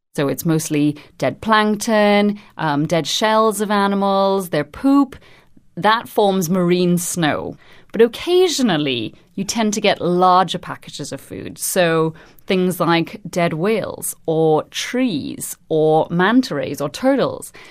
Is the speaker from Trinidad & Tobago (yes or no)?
yes; Trinidad & Tobago; now in London, United Kingdom; I'm originally from Trinidad and Tobago, but I'm currently based at the Natural History Museum in London